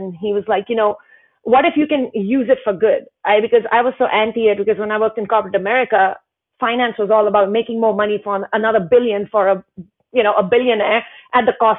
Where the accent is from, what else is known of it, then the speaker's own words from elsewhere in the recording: Himalayas, India; I grew up in the Indian Himalayas and, father was in the military, so we moved a lot, but the family home in the Himalayas was really my only stable kind of home growing up.